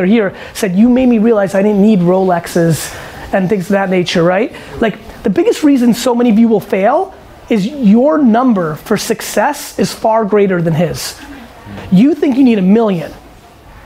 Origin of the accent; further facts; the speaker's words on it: United States; also born or lived in Eastern Europe; as an American, you know, who was born in Eastern Europe